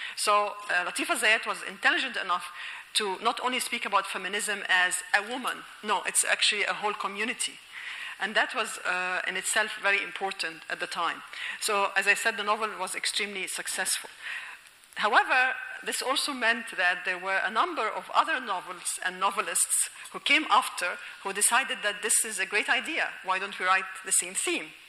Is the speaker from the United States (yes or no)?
no; Alexandria, Alexandria Governorate, Egypt; moved away as an adult; I am originally from Alexandria